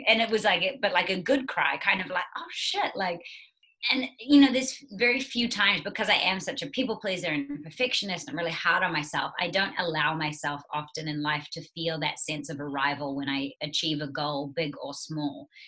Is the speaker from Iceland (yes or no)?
no; New Zealand; also born or lived in United States; I am a New Zealander and a Kiwi